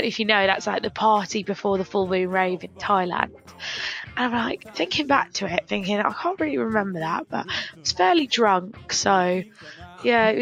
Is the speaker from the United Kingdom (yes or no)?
yes; England, United Kingdom; we're from England